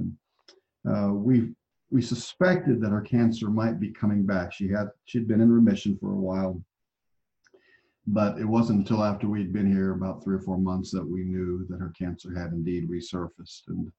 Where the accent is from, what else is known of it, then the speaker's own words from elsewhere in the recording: Albuquerque, New Mexico, United States; born there; also born or lived in Okinawa / Italy / Germany / Oklahoma; I grew up as a military brat. So, you know, I was born in Albuquerque, New Mexico, lived after that in Okinawa, lived in Italy for 3 years.